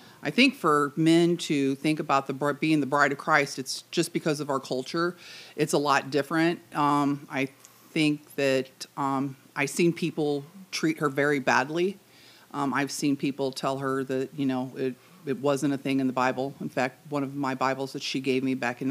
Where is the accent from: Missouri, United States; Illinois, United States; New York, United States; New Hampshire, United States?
Missouri, United States; St. Louis; I was born in St. Louis, Missouri, on the south side, and when I came home from the hospital, I actually came home to my grandmother's house.